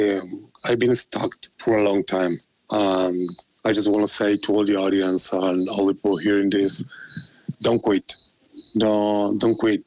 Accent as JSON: {"language": "English", "country": "Argentina", "said": "I'm from Argentina"}